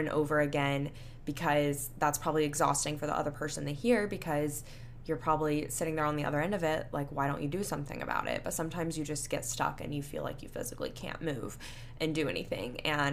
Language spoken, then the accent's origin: English; Panama City Beach, Florida, United States; now in Houston, United States; my hometown of Panama City Beach, Florida